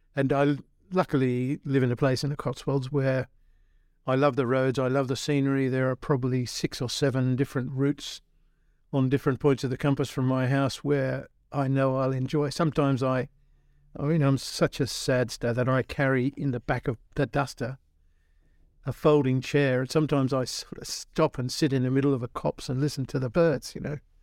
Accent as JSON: {"language": "English", "country": "Australia", "tie": "born or raised there", "moved": "yes", "said": "I was born in Aus-, middle of Australia where everybody had a ute"}